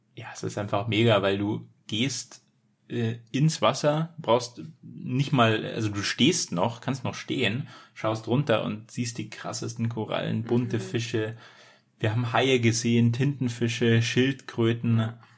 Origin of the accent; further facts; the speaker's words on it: Germany; als Deutscher